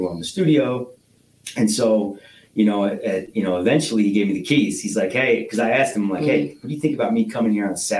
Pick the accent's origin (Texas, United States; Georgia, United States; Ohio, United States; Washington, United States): Ohio, United States; Northwest; also born or lived in Cedar Rapids, Iowa; my parents divorced, moved here in 93